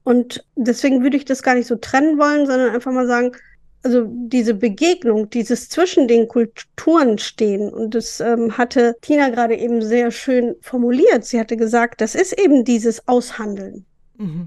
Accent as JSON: {"language": "German", "area": "East Frisia", "region": "Lower Saxony", "country": "Germany"}